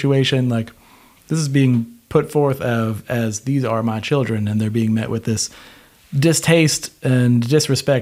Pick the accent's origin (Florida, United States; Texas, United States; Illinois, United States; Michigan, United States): Florida, United States; I grew up in Florida